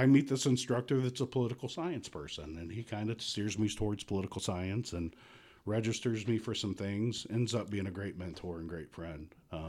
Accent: Houston, Texas, United States; moved away as an adult; also born or lived in Oklahoma City, Oklahoma; now in Michigan, United States; I was born in Houston, Texas.

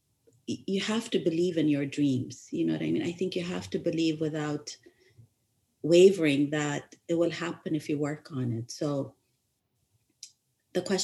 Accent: Ethiopia; moved away; I grew up in Ethiopia, I was born in Ethiopia, but my education abroad

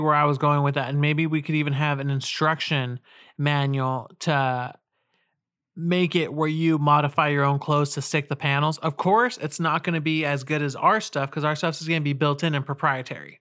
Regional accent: California, United States; we're both from California and, uh, the West, where the elements aren't that harsh

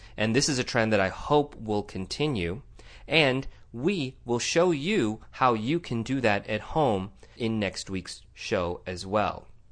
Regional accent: Tucson, Arizona, United States; sitting here in my hometown of Tucson, Arizona

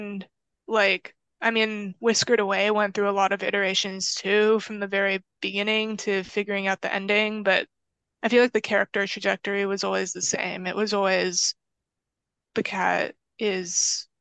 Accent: San Diego, California, United States; I am from San Diego, but I have relatives in Los Angeles, and the drive from my house in San Diego to my relative's house

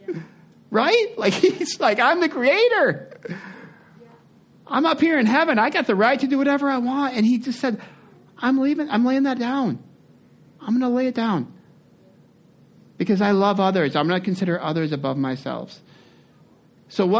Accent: United States; we're American

